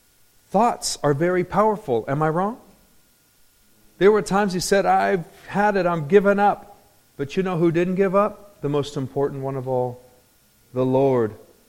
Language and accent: English; Anaheim, California, United States; I grew up in Anaheim. Nobody gets in that club.